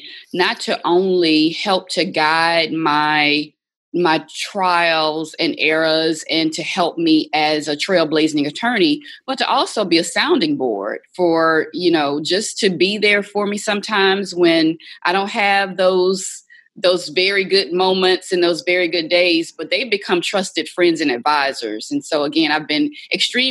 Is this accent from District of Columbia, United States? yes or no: no; Baton Rouge, Louisiana, United States; moved away as an adult; also born or lived in Atlanta, Georgia / New Orleans, Louisiana; Growing up in Baton Rouge, Louisiana